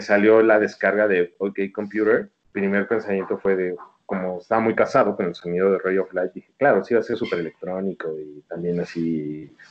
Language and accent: Spanish; Mexico City, Mexico; soy chilango